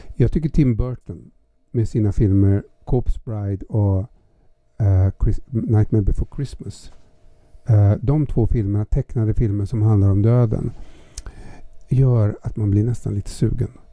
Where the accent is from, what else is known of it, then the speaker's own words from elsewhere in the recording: Gävle, Gävleborg County, Sweden; moved away; Jag är född i Hille.